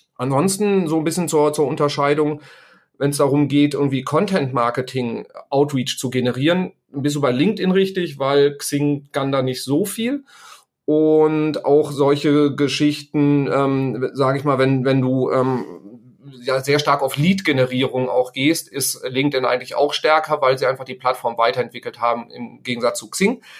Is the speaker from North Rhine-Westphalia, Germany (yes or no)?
yes; Sauerland, North Rhine-Westphalia, Germany; ich stamme aus dem Sauerland, da kommt der Bus halt irgendwie äh, dreimal am Tag